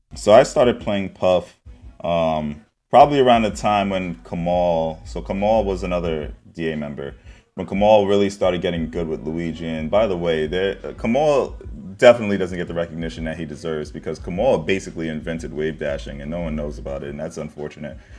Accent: New York City, New York, United States; I'm from Harlem

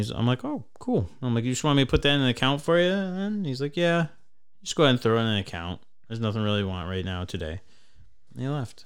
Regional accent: Traverse City, Michigan, United States; I'm from Traverse City

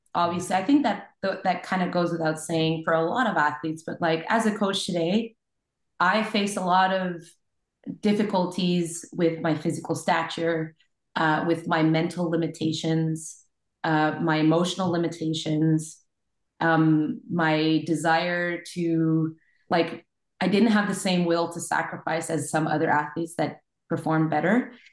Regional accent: Montreal, Quebec, Canada; I'm from Montreal, Quebec

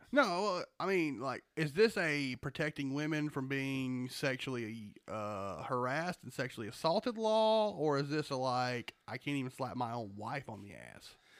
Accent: Georgia, United States; We're from Georgia.

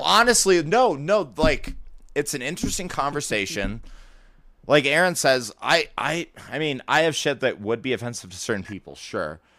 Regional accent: Florida, United States; I'm from Florida too

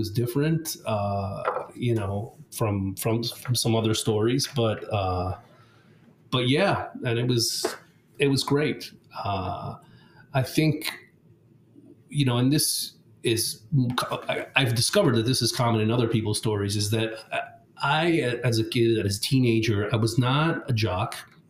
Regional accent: Rome, Lazio, Italy; I was born and raised in Italy. My parents are Italian. I'm Italian, but they decided to send me to an American school when I was six.

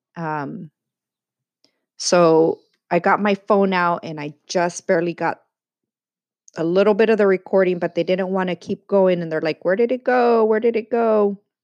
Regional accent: San Diego, California, United States; also born or lived in East Los Angeles, California; I was born in East LA, but raised in sunny San Diego, California

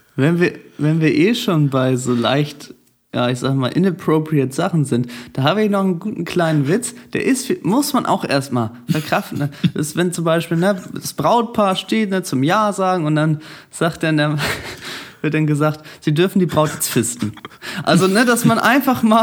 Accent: Germany; ich komme aus Deutschland

